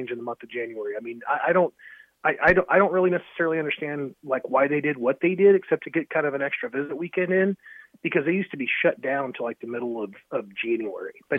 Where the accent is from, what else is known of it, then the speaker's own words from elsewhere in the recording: Columbus, Nebraska, United States; my hometown of Columbus, Nebraska